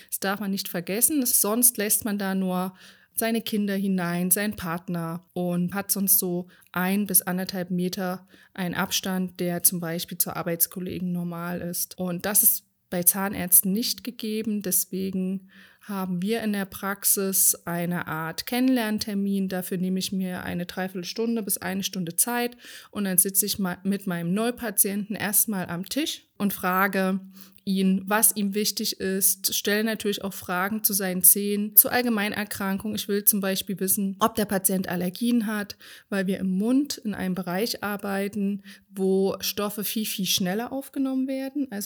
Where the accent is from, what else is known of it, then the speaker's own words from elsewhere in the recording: Rhön, Germany; Schwarze Schafe ist natürlich ein harter Begriff, weil wir kommen ja aus der Rhön und das Rhönschaf hat einen schwarzen Kopf